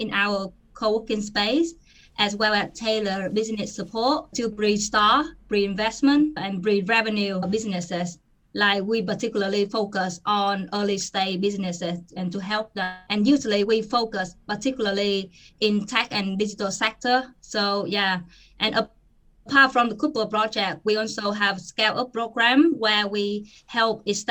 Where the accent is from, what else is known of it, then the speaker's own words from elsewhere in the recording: Vietnam; moved away as an adult; now in United Kingdom; back home in my home country, Vietnam